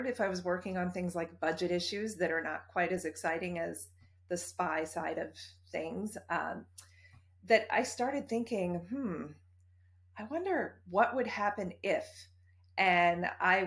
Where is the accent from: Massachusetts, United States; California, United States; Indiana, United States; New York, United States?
Massachusetts, United States; near Boston, closer to Cape Cod; moved away as an adult; also born or lived in Washington, D.C.; I grew up near Boston, actually closer to Cape Cod.